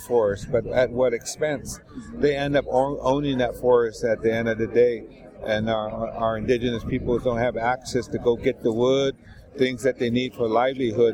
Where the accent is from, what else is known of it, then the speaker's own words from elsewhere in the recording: United States; I'm from the United States.